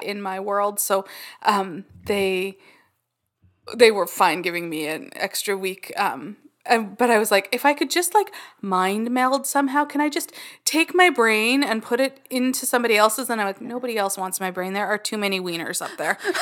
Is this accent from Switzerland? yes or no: no; Canada; We're Canadian